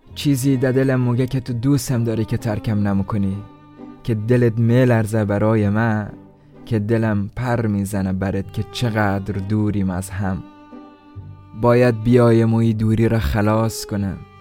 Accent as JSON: {"language": "Persian", "country": "Iran", "tie": "born or raised there", "said": "خودم هم لحجه درست حسابی در این نداره چون در ایران در دنیا آمدم"}